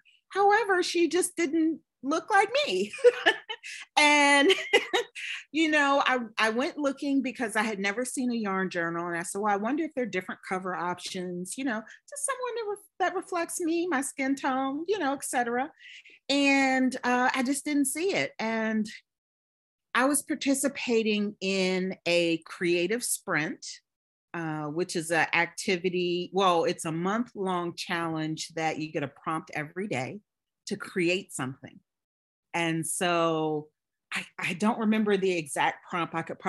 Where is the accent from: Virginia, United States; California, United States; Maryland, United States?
Virginia, United States; Richmond; now in Atlanta, United States; When I moved to Atlanta from Richmond, Virginia, and I figured the best way to get to meet people was through a shared, you know, hobby.